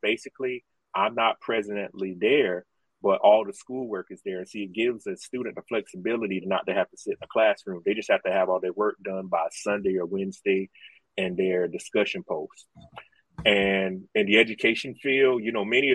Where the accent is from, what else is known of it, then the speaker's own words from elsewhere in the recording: South Carolina, United States; I am from South Carolina and still live here